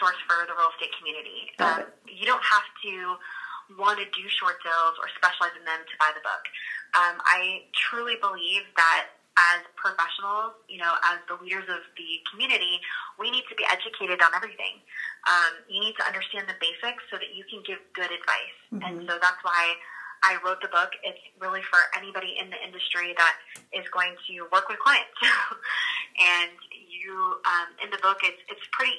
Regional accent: Florida, United States; now in Dallas-Fort Worth, United States; I'm from Florida

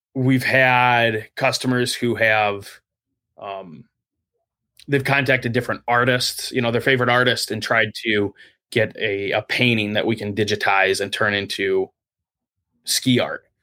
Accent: South Lyon, Michigan, United States; I grew up downstate in South Lyon, just outside of, uh, Brighton in Ann Arbor

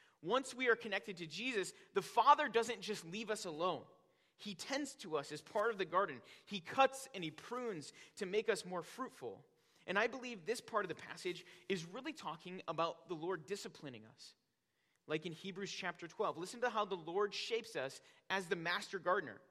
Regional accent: Northwest Indiana, United States; now in Wisconsin, United States; growing up in Northwest Indiana, my dad had a huge garden in our backyard

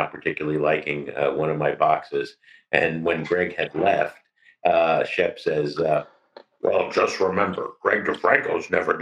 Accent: New Jersey, United States; now in Chicago, United States; growing up in Jersey

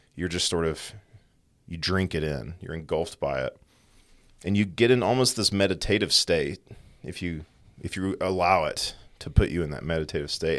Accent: East Texas, United States; now in West Texas, United States; growing up in East Texas, where you're basically in forest and there's lots of trees

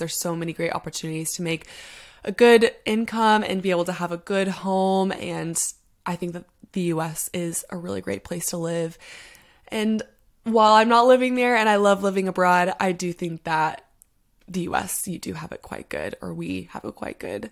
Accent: United States; moved away as an adult; now in London, United Kingdom; I get to be that American who moved abroad

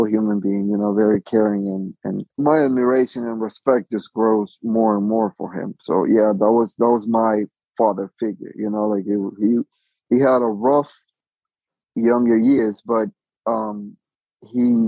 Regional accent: Honduras; moved away as an adult; also born or lived in New York, United States; now in Orlando, United States; I'm an immigrant from Honduras, moved to New York when I was about 18.

